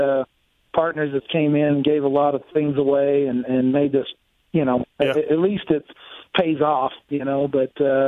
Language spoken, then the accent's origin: English; Oklahoma, United States; I grew up in Oklahoma, so I love all the Okie boys